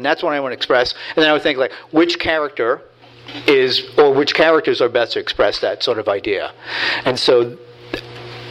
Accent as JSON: {"language": "English", "town": "Hoboken", "region": "New Jersey", "country": "United States", "tie": "born or raised there", "said": "I grew up in Hoboken and in Jersey City"}